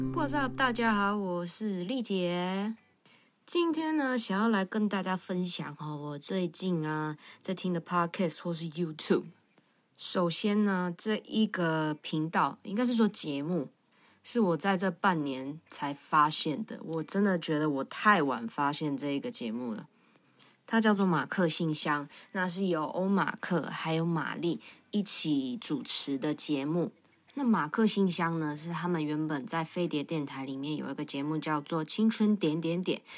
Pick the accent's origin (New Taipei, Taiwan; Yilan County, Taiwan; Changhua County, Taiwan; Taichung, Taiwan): New Taipei, Taiwan; Tamsui; 我到大班就已经搬到淡水住了